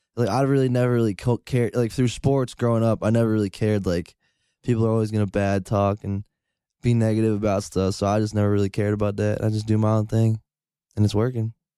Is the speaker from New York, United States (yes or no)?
yes; Rotterdam, New York, United States; Rotterdam, New York.